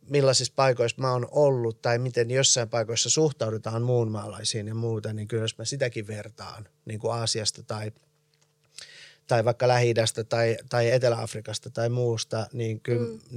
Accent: Iran; moved away; also born or lived in United States; millaiset jäljet on jättänyt se, että että mä oon muuttanut Iranista – ja sitten taas, niin, ja sit taas Jenkeistä

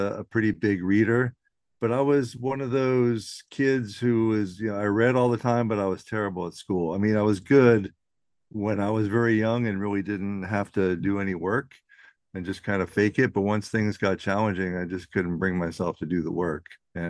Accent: Virginia, United States; also born or lived in New York; Actually, I come from a Navy family. So I was born in New York and moved all around the East Coast. I spent a lot of time in Virginia. I went to high school in Northern Virginia.

